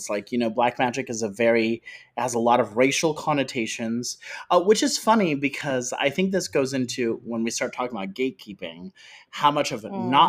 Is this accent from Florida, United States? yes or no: yes; South Florida, United States; I grew up in South Florida.